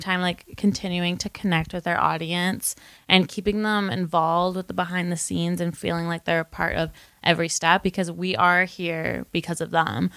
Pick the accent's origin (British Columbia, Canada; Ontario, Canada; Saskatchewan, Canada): Ontario, Canada; Windsor; moved away as an adult; now in Toronto, Canada; I am from Windsor originally, and I moved to Toronto to go to Ryerson University